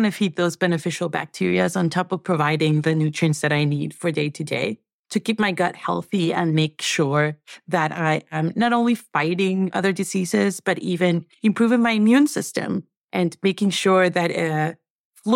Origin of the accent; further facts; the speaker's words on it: Venezuela; moved away; I'm from Venezuela. And I think that one of the things that had to go in every meal growing up was plantains